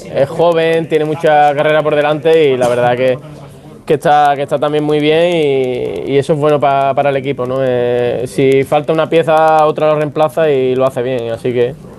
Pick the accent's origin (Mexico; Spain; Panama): Spain; Andalusia; Yo soy andaluz